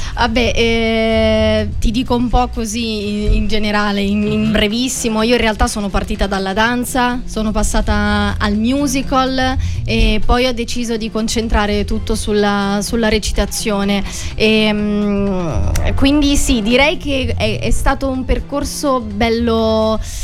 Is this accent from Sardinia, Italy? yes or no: no; Perugia, Umbria, Italy; now in Rome, Italy; io in realtà vengo da, da Perugia